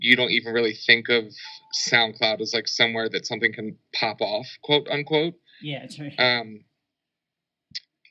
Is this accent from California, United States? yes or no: no; Philadelphia, Pennsylvania, United States; now in Los Angeles, United States; I'm from Philadelphia. I live in Los Angeles currently.